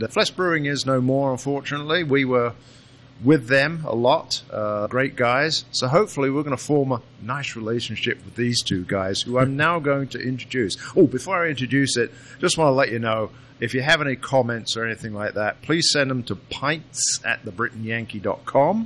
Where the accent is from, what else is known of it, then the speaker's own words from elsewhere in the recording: United Kingdom; now in Illinois, United States; I am the Brit